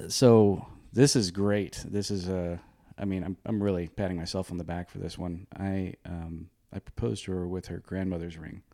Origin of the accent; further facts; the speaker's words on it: Oregon, United States; I'm from Oregon.